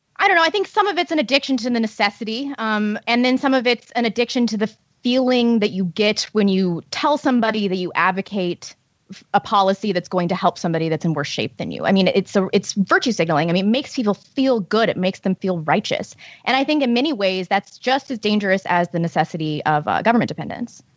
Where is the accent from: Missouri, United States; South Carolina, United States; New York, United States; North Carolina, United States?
Missouri, United States; St. Louis; Saint Louis publication, which is my hometown